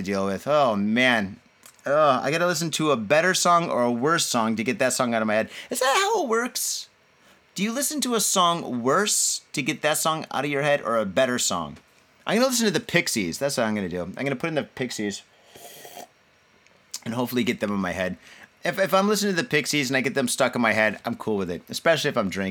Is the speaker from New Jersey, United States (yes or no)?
no; Michigan, United States; now in Japan; When you live in Michigan and you go on vacation, you go to Ohio